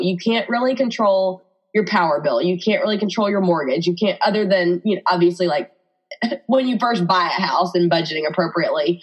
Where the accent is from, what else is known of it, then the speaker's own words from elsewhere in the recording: Birmingham, Alabama, United States; accent: Alabama; I'm married to my college sweetheart in Birmingham, Alabama, which you can probably hear in my accent